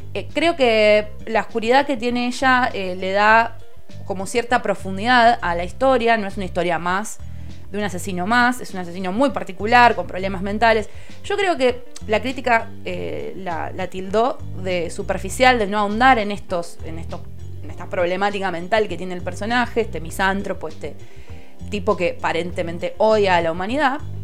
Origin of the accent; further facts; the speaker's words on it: Lomas de Zamora, Buenos Aires Province, Argentina; yo soy de, Loma de Zamora